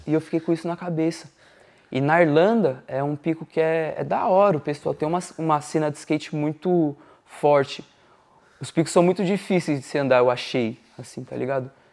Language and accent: Portuguese; São Paulo, Brazil; moved away as an adult; also born or lived in Dublin; eu sou de São Paulo, Zona Norte. Eu desde, desde que eu nasci eu morava na Vila Albertina